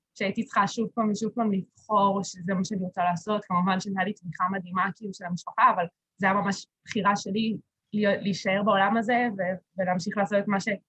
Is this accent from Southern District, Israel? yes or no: no; Kiryat Ono, Central District, Israel; also born or lived in Beersheba; אני במקור מקריית אונו